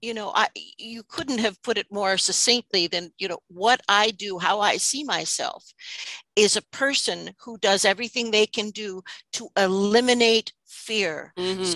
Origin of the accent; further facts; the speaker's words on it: New York City, New York, United States; I'm going to speak as an American for a moment. I'm from New York City